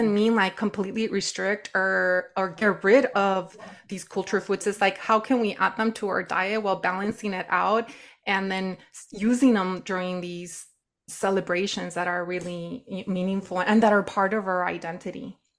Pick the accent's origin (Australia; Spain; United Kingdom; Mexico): Mexico; Nayarit; I grew up in the Sierra in Nayarit, Mexico.